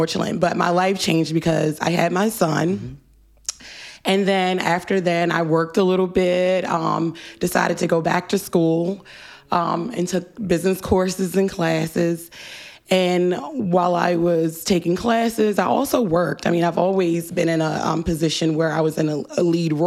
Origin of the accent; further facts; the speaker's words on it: Baltimore, Maryland, United States; Although I live in Northeast, I'm from West